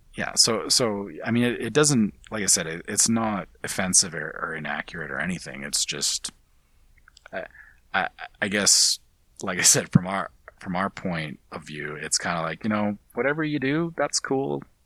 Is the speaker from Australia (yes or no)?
no; Canada; speaking as a Canadian. As a Canadian